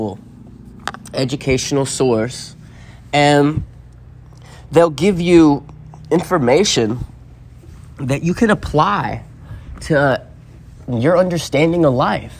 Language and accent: English; Appalachia, United States; I come from the Smoky Mountains